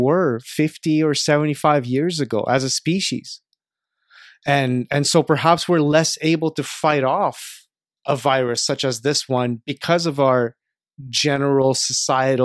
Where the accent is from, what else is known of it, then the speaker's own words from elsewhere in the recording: Canada; from my perspective as a Canadian